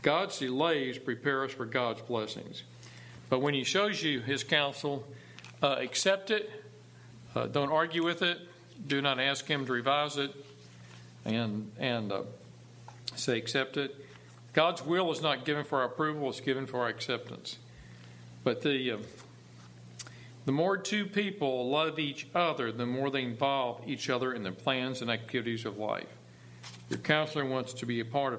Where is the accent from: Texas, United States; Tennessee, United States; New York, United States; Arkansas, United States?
Texas, United States; Dallas; I was from Dallas